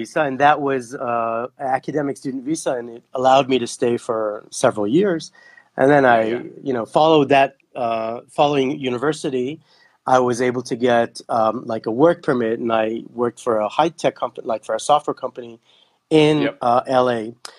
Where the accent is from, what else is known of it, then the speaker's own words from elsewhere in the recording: Kenya; also born or lived in Belgium / Netherlands / Israel; So I actually was born in Belgium when they were working for the embassy there. And I grew up in Kenya. I lived there for 2 years and then 4 years in Holland.